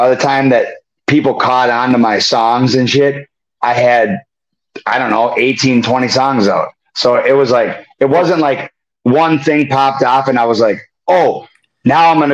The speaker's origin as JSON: {"language": "English", "town": "Prescott", "region": "Wisconsin", "country": "United States", "tie": "born or raised there"}